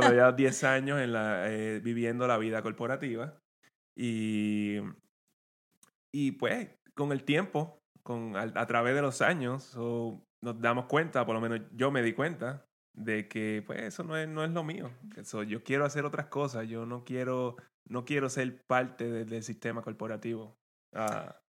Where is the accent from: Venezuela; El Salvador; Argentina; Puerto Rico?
Puerto Rico; Guayanilla; moved away as an adult; now in Maryland, United States; venimos del mismo pueblo, venimos de Guayanilla y de, Puerto Rico